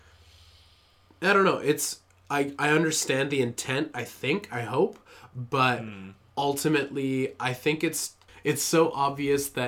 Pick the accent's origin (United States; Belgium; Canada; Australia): Canada; I'm Canadian